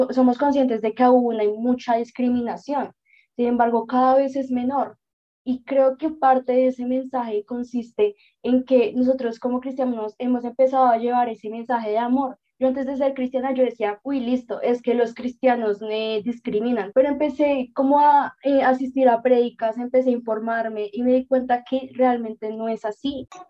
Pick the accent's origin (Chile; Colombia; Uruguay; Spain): Colombia; yo nací en Colombia, yo soy cristiana